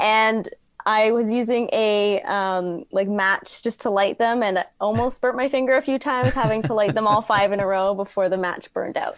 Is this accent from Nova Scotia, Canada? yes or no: no; Toronto, Ontario, Canada; growing up in Toronto